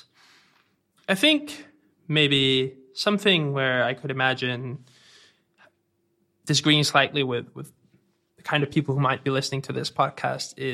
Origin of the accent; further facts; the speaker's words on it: Denmark; accent: Danish; I'm from Denmark, so if anyone's wondering, that's where the accent comes from